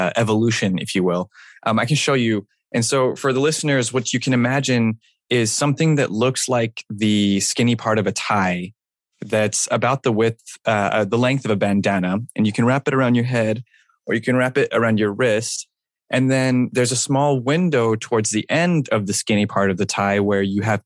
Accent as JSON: {"language": "English", "region": "New Mexico", "country": "United States", "tie": "born or raised there", "also_born_or_lived": "Syria", "moved": "yes", "lives_now": "Brooklyn, United States", "said": "I'm originally from New Mexico. Both my parents are from Syria, so I'm first-generation Arab-American."}